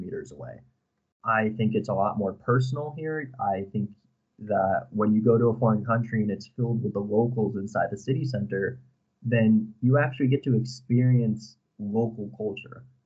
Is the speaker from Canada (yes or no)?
no; Avon, Connecticut, United States; moved away as an adult; now in Prague, Czechia; I am from the United States, from a very small town called Avon, Connecticut